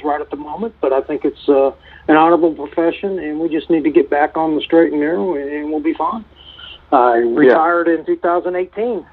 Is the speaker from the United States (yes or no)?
yes; St. Louis, Missouri, United States; now in Tulsa, United States; I grew up 6.9 miles from where Michael Brown was shot and killed, so I know that area rather well